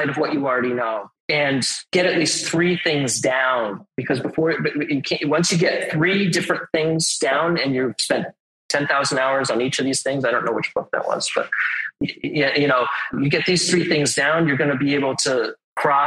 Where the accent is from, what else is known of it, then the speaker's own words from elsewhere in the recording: Westborough, Massachusetts, United States; also born or lived in Cambridge, Massachusetts; I'm originally from Westboro, Massachusetts.